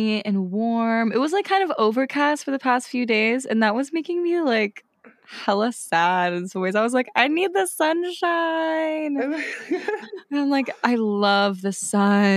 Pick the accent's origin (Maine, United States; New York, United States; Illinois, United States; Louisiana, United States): Maine, United States; born or raised there; also born or lived in Spain